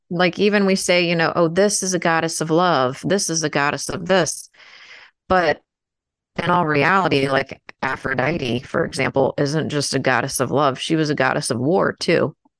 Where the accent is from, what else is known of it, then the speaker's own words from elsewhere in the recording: United States; I'm American, so it's you know we're American.